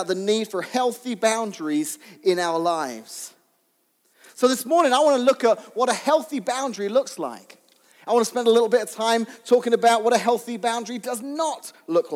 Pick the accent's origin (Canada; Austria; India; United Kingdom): United Kingdom; England; when I was young, growing up in England